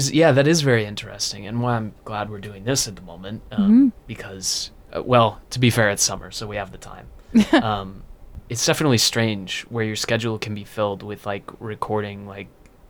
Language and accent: English; Washington, United States; moved away as an adult; now in United Kingdom; So I'm from Washington, not too far from Montana.